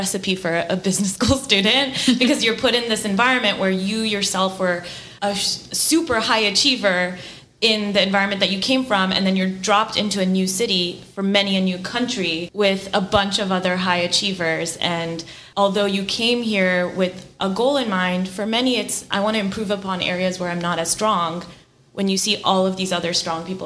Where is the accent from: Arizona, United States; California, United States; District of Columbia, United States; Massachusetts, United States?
California, United States; Bay Area; moved away as an adult; I'm originally from the Bay Area and grew up there